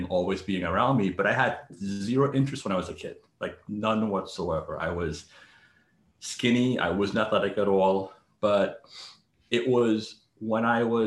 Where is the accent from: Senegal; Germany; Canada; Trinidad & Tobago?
Trinidad & Tobago; now in New York City, United States; I also had, you know, a pretty tough childhood growing up in Trinidad